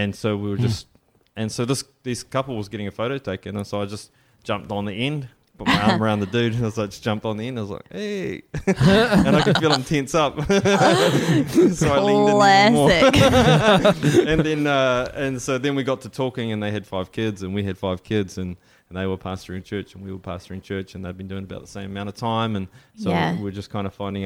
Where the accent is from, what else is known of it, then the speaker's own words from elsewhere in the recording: New Zealand; accent: Kiwi; we're from New Zealand.